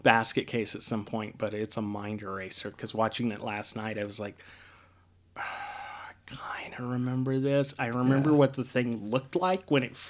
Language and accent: English; Deming, New Mexico, United States; Yeah, Deming specifically.